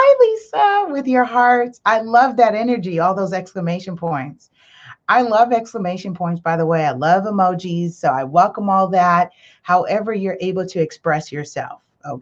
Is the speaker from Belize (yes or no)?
yes; Belize; I'm from Belize